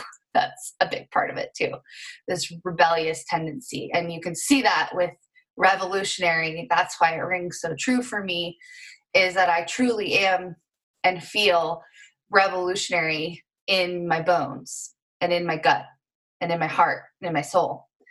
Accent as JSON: {"language": "English", "region": "rural Montana", "country": "United States", "tie": "born or raised there", "said": "Um, and so I grew up in Montana, rural Montana, which I'm so grateful for, and currently live uh, in rural Montana as well."}